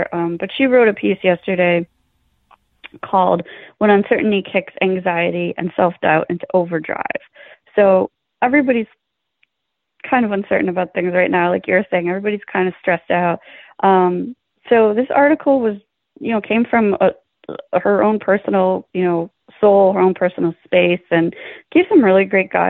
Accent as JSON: {"language": "English", "town": "Buffalo", "region": "New York", "country": "United States", "tie": "born or raised there", "moved": "yes", "lives_now": "New York City, United States", "said": "growing up in Buffalo and growing up around a lot of, you know, blue collar and middle class people."}